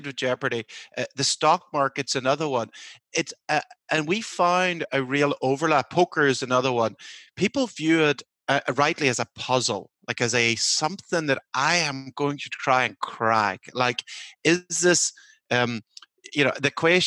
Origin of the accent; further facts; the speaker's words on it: Northern Ireland, United Kingdom; now in United States; I'm from Northern Ireland